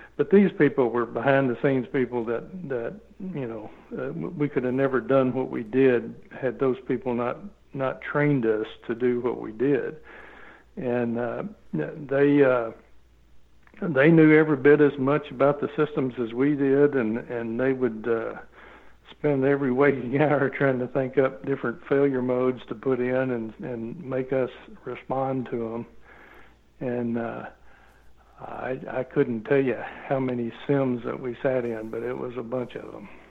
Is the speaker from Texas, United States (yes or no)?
no; Arkansas, United States; I grew up in Arkansas